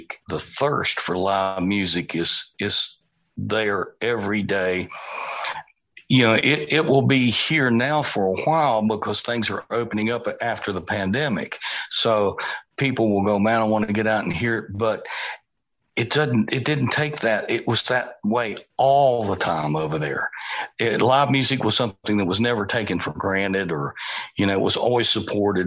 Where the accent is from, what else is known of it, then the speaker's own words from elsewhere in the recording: United States; I'm the only American on this show